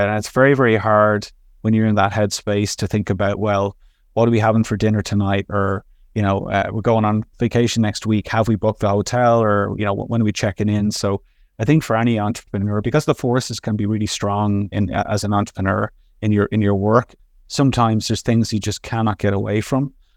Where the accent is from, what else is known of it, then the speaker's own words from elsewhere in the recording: Dublin, Leinster, Ireland; now in Montreal, Canada; I'm originally from Dublin, Ireland, um, work in Montreal, Canada.